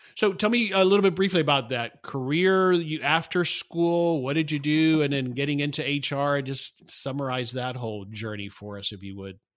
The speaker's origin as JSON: {"language": "English", "region": "South Florida", "country": "United States", "tie": "born or raised there", "moved": "yes", "said": "I grew up in South Florida"}